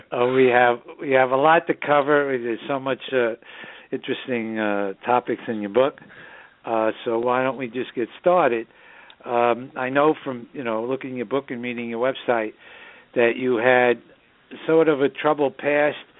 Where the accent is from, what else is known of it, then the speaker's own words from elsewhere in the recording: New York City, New York, United States; the northern suburbs of New York City, my hometown